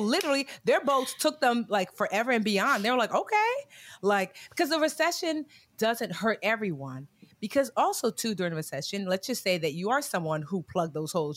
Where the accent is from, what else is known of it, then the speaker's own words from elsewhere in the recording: New Jersey, United States; also born or lived in Newark, New Jersey; I was born in Newark, but I was raised all over Jersey, but came back to Newark